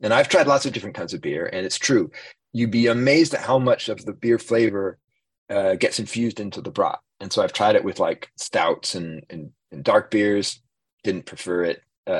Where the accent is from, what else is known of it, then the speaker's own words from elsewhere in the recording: Madison, Wisconsin, United States; I grew up essentially in Wisconsin and Madison on bratwurst